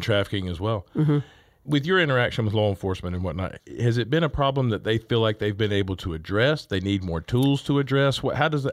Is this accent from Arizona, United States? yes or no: no; Augusta, Georgia, United States; I'm from Augusta, and so we have Richmond County